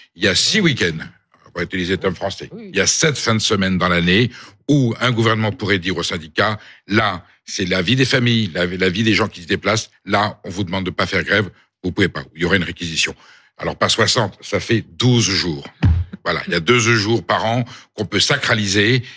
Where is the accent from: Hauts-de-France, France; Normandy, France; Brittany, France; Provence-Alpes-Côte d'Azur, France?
Hauts-de-France, France; Nord, Pas-de-Calais; chez moi dans le Nord, euh, Pas-de-Calais